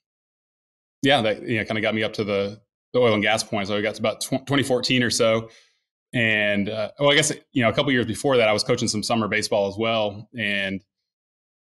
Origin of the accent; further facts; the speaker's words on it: Needville, Texas, United States; also born or lived in Wharton, Texas / New Hampshire; I grew up down in a small town called Needville, south of Sugarland